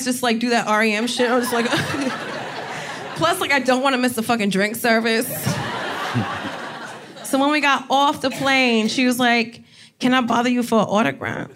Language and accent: English; New Jersey, United States; also born or lived in Bed-Stuy, Brooklyn; now in New York, United States; I'm from Jersey